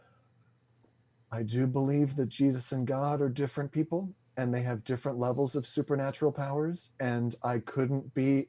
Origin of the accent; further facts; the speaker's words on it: Kentucky, United States; moved away; I grew up, again, in Ohio, I grew up in Kentucky, but it's right on the border, so I kind of mentally jump us into Ohio